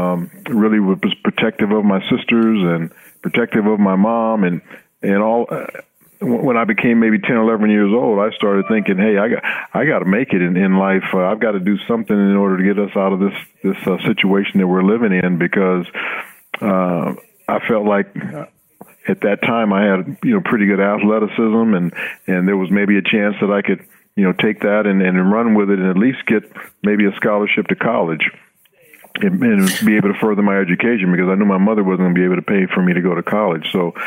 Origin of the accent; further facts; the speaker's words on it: Los Angeles, California, United States; You know, I grew up in Los Angeles, like you said. You know, we weren't very well off.